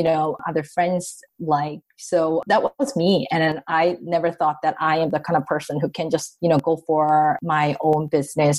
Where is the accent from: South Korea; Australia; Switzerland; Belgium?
South Korea; moved away as an adult; also born or lived in San Francisco, United States; now in Toronto, Canada; growing up in Korea